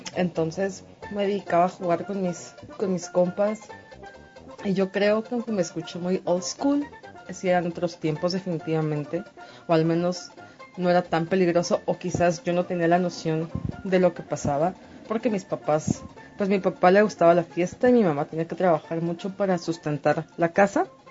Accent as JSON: {"language": "Spanish", "town": "Mexicali", "region": "Baja California", "country": "Mexico", "tie": "born or raised there", "said": "nací en la frontera, en Baja California, soy de Mexicali."}